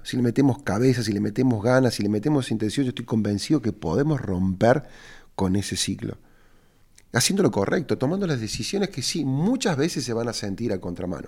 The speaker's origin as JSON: {"language": "Spanish", "country": "Argentina", "moved": "yes", "said": "yo vivo de regreso en mi país"}